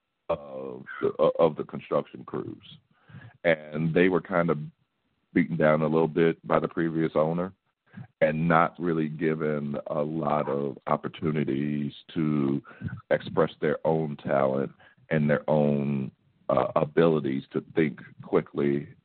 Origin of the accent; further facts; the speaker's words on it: St. Louis, Missouri, United States; I'm from St. Louis, born and raised.